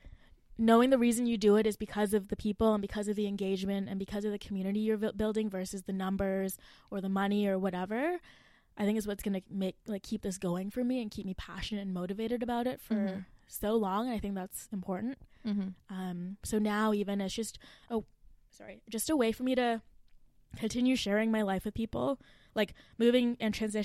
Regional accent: Mississauga, Ontario, Canada; moved away as an adult; now in Waterloo, Canada; I'm from Mississauga

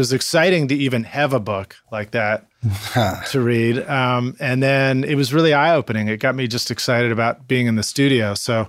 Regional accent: Boston, Massachusetts, United States; No, but I grew up in Boston.

